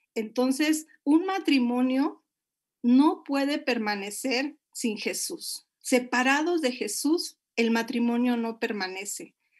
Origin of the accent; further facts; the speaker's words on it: Monterrey, Nuevo León, Mexico; moved away as an adult; now in Puebla, Mexico; yo soy de la ciudad de Monterrey